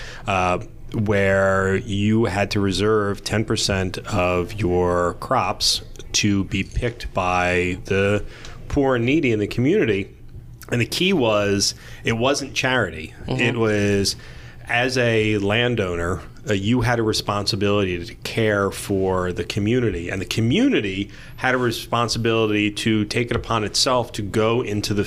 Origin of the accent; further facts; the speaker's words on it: New Jersey, United States; I grew up in South Jersey, it's surrounded in trees